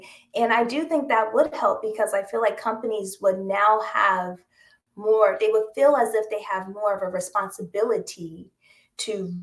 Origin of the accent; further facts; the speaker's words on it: Washington, District of Columbia, United States; moved away as an adult; also born or lived in Connecticut; now in New York City, United States; I was born and raised in the Washington, D.C. area